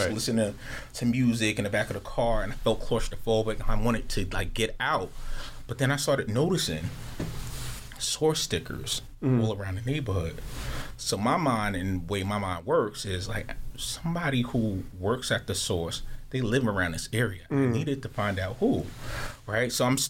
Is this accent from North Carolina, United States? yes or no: no; Jersey City, New Jersey, United States; being a young boy growing up in Jersey City